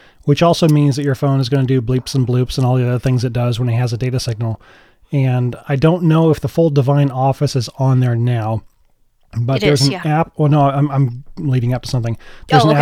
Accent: United States; I'm American

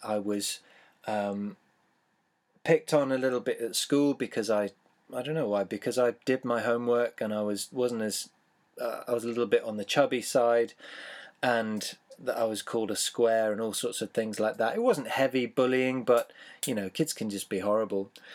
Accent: Taunton, South West England, United Kingdom; I was born in Taunton, the county town of Somerset in the southwest of the U K.

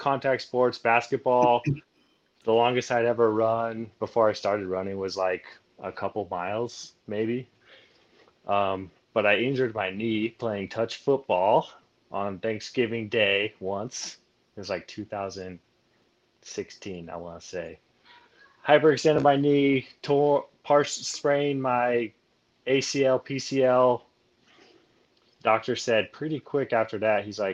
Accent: Nevada, United States; I grew up in Nevada.

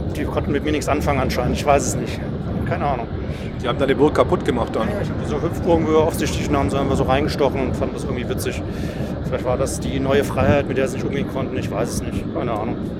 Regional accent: Baden-Württemberg, Germany; moved away; also born or lived in Hesse; gebürtiger Baden-Württemberger, lange in Hessen gelebt

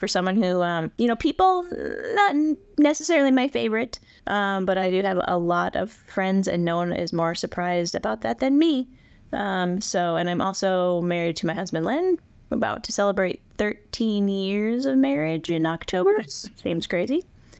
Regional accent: South Dakota, United States; I was born here in the western part of the state and lived not too far from Rapid, about 45 miles, however far Lee Deadwood is, until I was like 11.

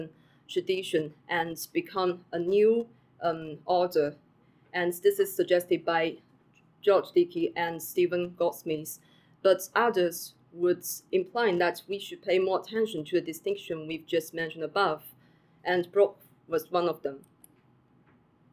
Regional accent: China; moved away as an adult; now in Cambridge, United Kingdom

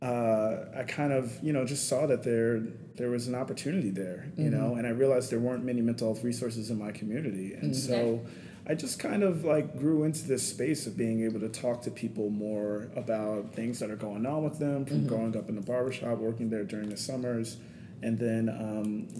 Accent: New York City, New York, United States; I grew up in Queens, New York

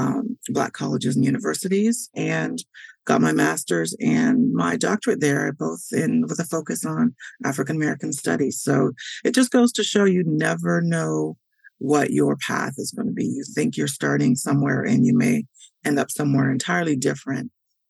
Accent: Hamilton, Ontario, Canada; moved away; also born or lived in Toronto; I grew up in Canada. I'm proud to say that I am a native of Canada. I was born in Toronto. I grew up outside Toronto in the Hamilton area.

